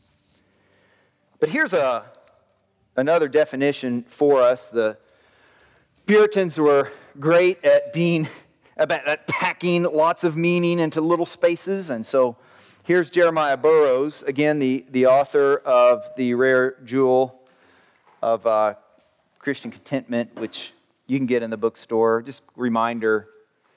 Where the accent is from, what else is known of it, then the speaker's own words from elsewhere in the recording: the South, United States; I grew up in the South